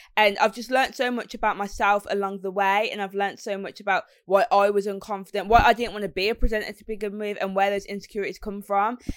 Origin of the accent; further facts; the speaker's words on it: Birmingham, West Midlands, United Kingdom; accent: Brummy; being from Birmingham